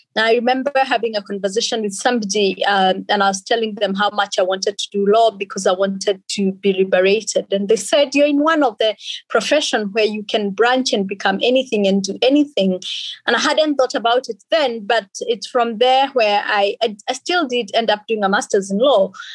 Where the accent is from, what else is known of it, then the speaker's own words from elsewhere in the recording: Kenya; also born or lived in Finland / England; now in Australia; born and raised in Kenya by two amazing parents